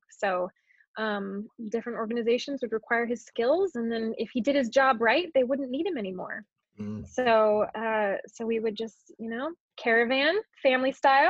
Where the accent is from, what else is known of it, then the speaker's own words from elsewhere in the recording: Colorado, United States; also born or lived in California / Virginia / Hawaii; Yeah, so I was born in California, but grew up all over the place. I lived in California and then Virginia, Colorado. I lived in Hawaii for a couple years.